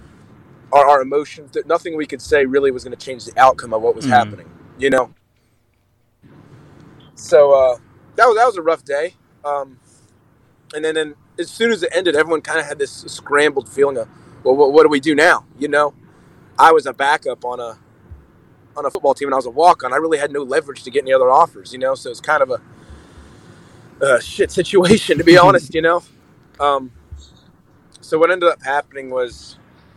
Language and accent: English; Jacksonville, Florida, United States; moved away as an adult; also born or lived in Birmingham, Alabama / Hattiesburg, Mississippi; I've been a city boy my whole life. I'm from Jacksonville, Florida